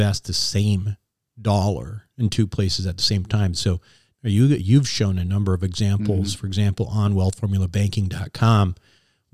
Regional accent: Minnesota, United States; now in California, United States; Minnesota guy

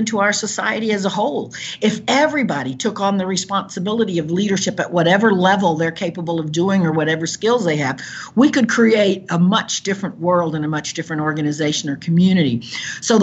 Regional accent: Caribbean coast of Nicaragua, Nicaragua; moved away; I was born on the Caribbean coast of Nicaragua, where there are many cultures there

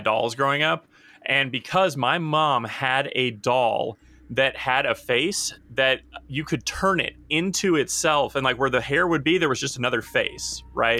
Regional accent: Nashville, Tennessee, United States; I grew up in Nashville

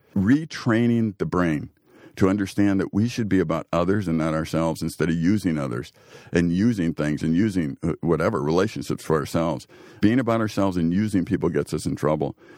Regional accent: Chicago, Illinois, United States; now in Green Bay, United States; growing up in Chicago and, and seeing the gangs

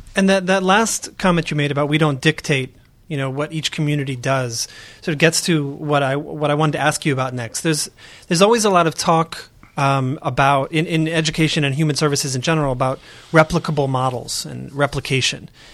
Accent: Oakland, California, United States; I'm from Oakland, California

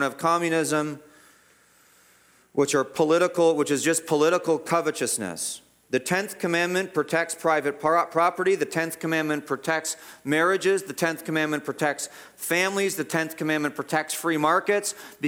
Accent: Guelph, Ontario, Canada; I grew up in Guelph, the whole city was our playground

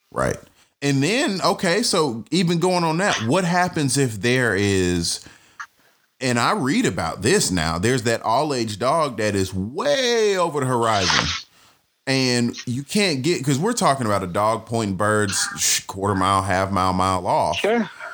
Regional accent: Atlanta, Georgia, United States; I'm from Atlanta

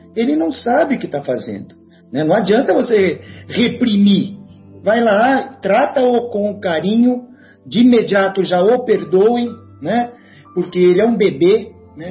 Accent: Guaxupé, Minas Gerais, Brazil; minha cidade natal de Guaxupé

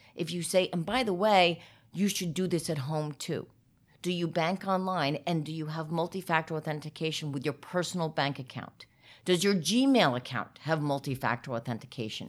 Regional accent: New Jersey, United States; I am a proud Jersey girl

